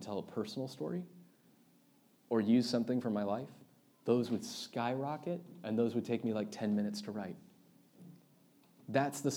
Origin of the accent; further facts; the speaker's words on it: United States; especially as American Christians